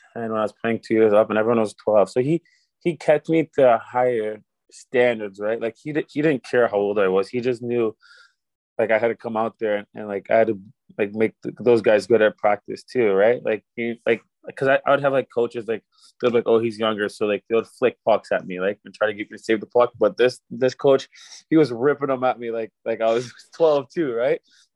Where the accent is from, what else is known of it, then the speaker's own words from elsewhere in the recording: United States; as an American player